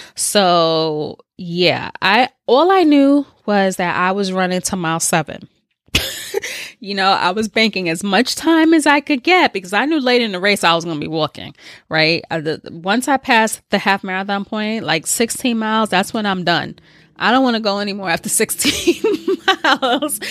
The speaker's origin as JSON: {"language": "English", "town": "New York City", "region": "New York", "country": "United States", "said": "I'm from the Bronx"}